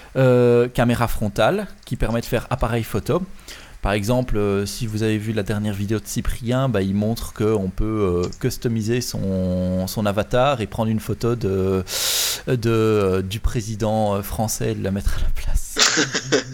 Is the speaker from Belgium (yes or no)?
yes; Belgium; chez nous en Belgique